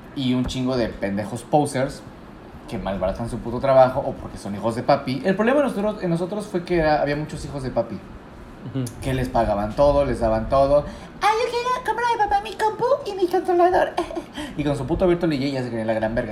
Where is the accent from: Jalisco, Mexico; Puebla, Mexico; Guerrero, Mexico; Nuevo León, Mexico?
Puebla, Mexico; moved away as an adult; now in Cabo San Lucas, Mexico; yo que vengo de Puebla